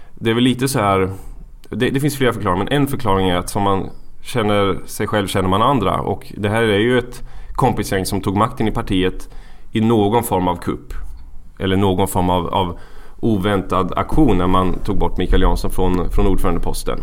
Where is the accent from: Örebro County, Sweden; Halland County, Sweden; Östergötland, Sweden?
Östergötland, Sweden; Valdemarsvik; moved away as an adult; also born or lived in Gothenburg; I Valdemarsvik. En, eh, liten bygd i Östergötland.